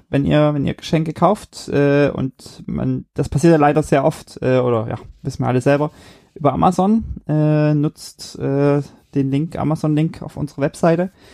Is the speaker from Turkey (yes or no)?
no; Germany; moved away; in Deutschland äh, und bin dann da auch in meiner alten Heimat und so immer ganz gern gefahren